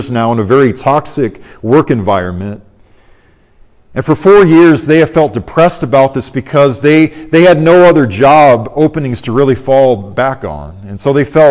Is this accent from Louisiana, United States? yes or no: no; Arizona, United States; moved away; also born or lived in Orlando, Florida; I'm from Arizona, as you guys know. I lived in the Orlando area for many years